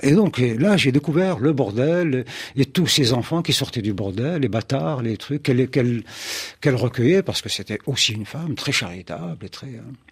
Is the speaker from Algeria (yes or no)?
yes; Algeria; je suis algérien, je vis en Algérie